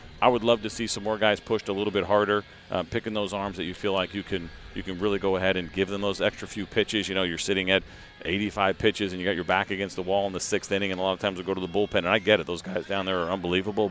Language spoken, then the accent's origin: English; Northeast, United States; growing up in the Northeast